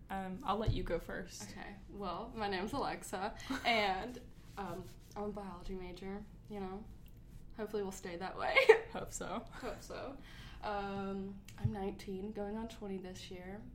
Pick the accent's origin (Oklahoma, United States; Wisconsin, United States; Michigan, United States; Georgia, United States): Georgia, United States; we're from Georgia